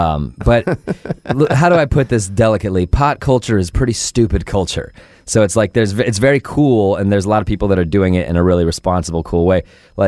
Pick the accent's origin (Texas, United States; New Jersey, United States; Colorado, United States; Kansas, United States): Colorado, United States; Denver; Yeah, I'm from Denver.